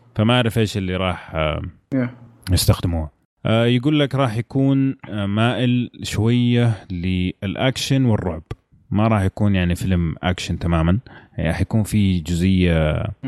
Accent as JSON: {"language": "Arabic", "country": "Saudi Arabia", "said": "عندنا في السعوديه"}